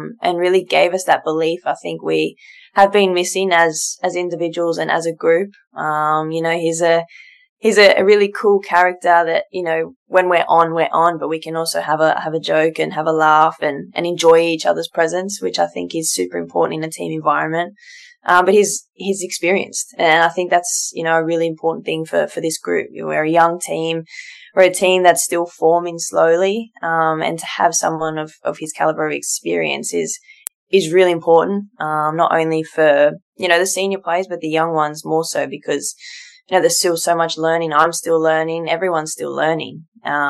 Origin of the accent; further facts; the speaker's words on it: Sydney, New South Wales, Australia; captain my local club, my hometown club, and a region that I represent, you know, since I was born